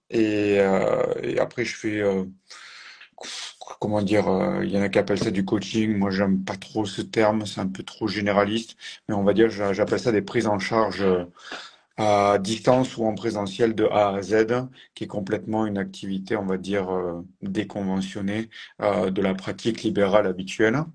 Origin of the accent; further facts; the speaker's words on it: Occitania, France; Je suis originaire du sud, autour de Toulouse, avec le pôle espoir, et après j'ai basculé sur le pôle France les années suivantes